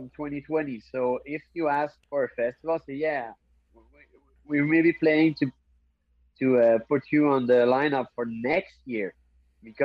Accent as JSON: {"language": "English", "country": "Canada", "said": "I'm Canadian"}